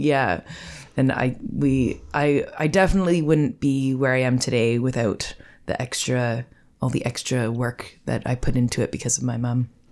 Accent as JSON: {"language": "English", "town": "Gravenhurst", "region": "Ontario", "country": "Canada", "tie": "born or raised there", "also_born_or_lived": "Toronto", "lives_now": "Burk's Falls, Canada", "said": "I grew up in Gravenhurst"}